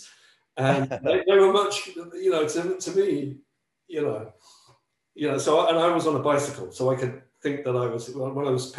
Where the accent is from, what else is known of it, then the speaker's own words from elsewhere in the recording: Wootton, South East England, United Kingdom; moved away as an adult; also born or lived in Lancashire, England; now in United States; I'm from the north of England, I'm from Lancashire